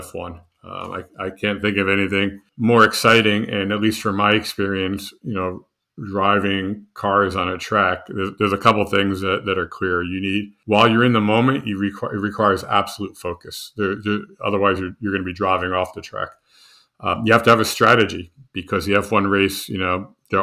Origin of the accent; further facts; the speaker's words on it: New Jersey, United States; moved away as an adult; I grew up in New Jersey